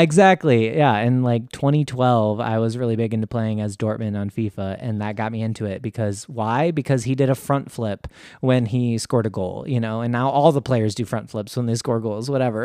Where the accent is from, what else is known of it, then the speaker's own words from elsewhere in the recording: United States; also born or lived in Michigan; me being an American